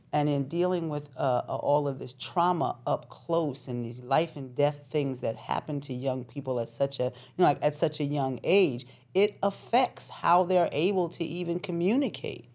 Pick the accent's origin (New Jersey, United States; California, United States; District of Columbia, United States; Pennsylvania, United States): Pennsylvania, United States; Philadelphia; also born or lived in New York; I was born in New York, but I was raised in Philadelphia.